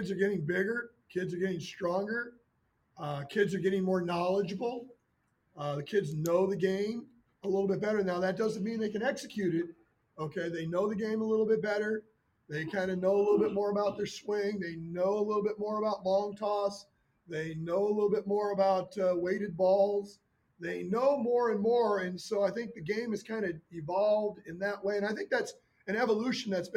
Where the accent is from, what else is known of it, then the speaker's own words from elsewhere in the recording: Chicago, Illinois, United States; moved away; I'm from the Midwest. I'm from the Chicago area